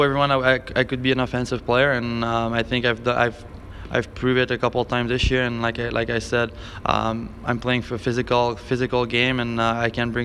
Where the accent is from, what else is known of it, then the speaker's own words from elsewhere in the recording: Montmagny, Quebec, Canada; English is a second language; moved away; it's called Montmagny